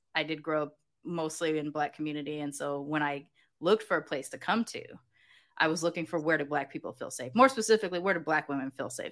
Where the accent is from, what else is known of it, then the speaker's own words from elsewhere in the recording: Southern California, United States; moved away as an adult; now in Mexico; growing up in Southern California